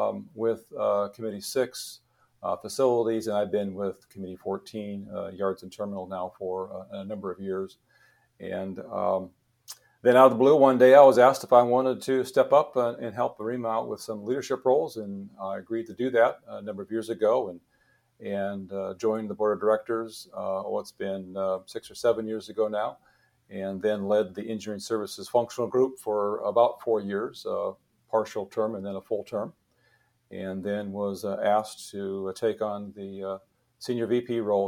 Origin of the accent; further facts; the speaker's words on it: Montana, United States; I'm originally from Montana. Yeah, I grew up there